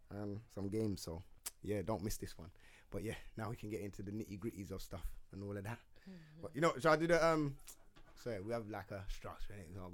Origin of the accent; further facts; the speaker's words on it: London, United Kingdom; Obviously, most of us from North London.